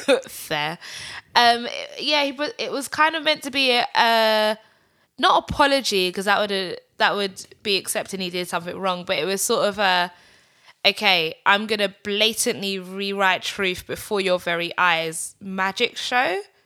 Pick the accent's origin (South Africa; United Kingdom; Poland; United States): United Kingdom; growing up in Britain